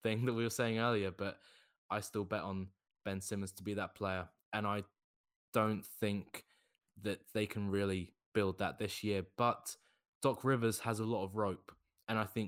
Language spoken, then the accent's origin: English; United Kingdom; As being a Brit, we don't have anything like this in Britain